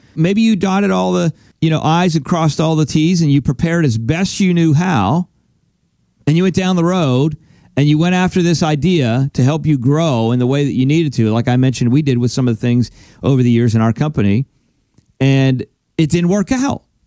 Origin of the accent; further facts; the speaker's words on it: Pennsylvania, United States; now in Florida, United States; I'm originally from Pennsylvania. That's where I grew up. That's where I was born and raised, and now we live in Florida.